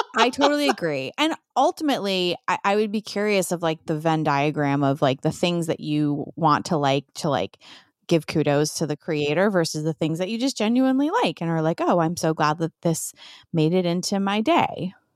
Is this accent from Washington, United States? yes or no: no; New York City, New York, United States; So, I'm from New York